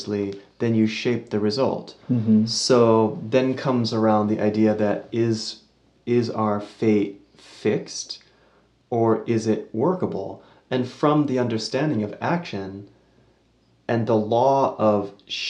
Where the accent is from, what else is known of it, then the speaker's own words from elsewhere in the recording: United States; I was born in America